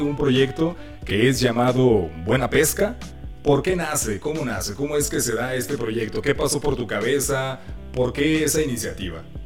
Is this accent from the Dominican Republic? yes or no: no; Aguascalientes, Mexico; nosotros somos de Aguascalientes